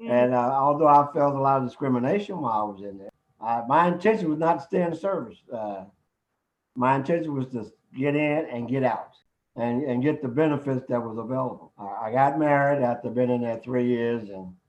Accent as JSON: {"language": "English", "town": "Cincinnati", "region": "Ohio", "country": "United States", "said": "And I went to Kentucky, because I'm from Cincinnati."}